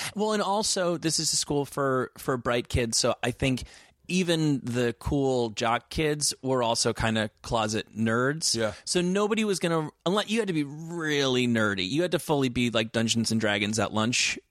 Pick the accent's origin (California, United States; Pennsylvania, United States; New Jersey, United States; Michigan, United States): New Jersey, United States; moved away as an adult; also born or lived in New York City / Oxford / Santa Barbara; I'm from New Jersey.